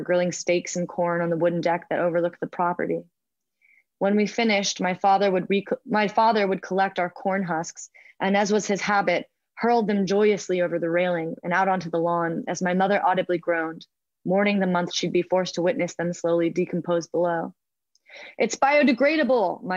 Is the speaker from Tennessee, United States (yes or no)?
no; Eugene, Oregon, United States; moved away as an adult; also born or lived in Bryn Mawr, Pennsylvania; when I grew up in Eugene, Oregon, there actually wasn't an H Mart